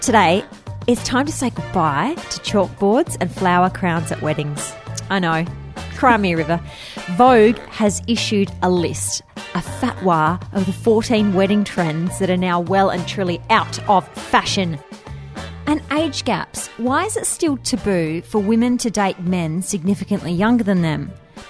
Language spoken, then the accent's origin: English; Adelaide, South Australia, Australia; I'm from Adelaide, right?